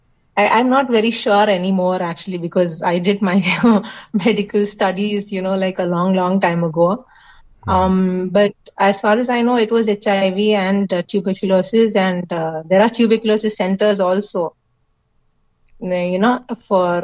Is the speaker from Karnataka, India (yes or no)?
no; Kerala, India; since we are Malayalis, as in we are from Kerala